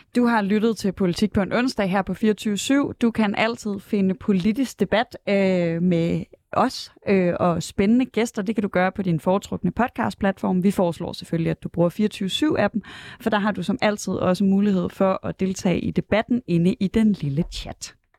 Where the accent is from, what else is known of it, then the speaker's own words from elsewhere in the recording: Aarhus, Central Denmark Region, Denmark; jeg er fra Aarhus